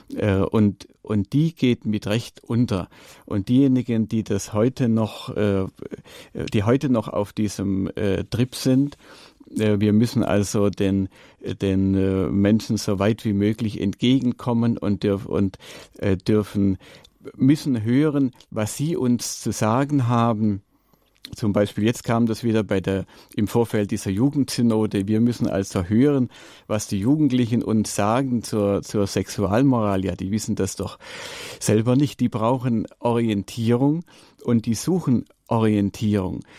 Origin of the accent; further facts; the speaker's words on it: Allgäu, Germany; bei uns im Allgäu